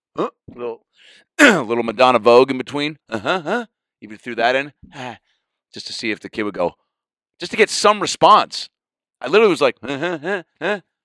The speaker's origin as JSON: {"language": "English", "town": "Seattle", "region": "Washington", "country": "United States"}